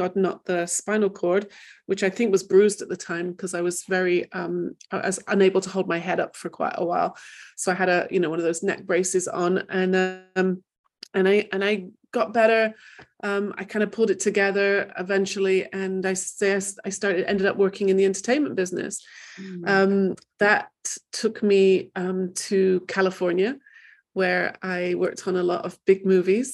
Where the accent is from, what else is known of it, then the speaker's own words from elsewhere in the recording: England, United Kingdom; also born or lived in Manchester; I grew up in England